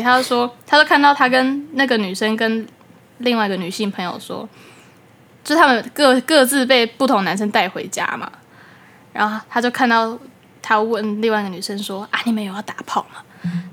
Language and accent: Chinese; Taoyuan, Taiwan; also born or lived in Tainan; 我来自桃园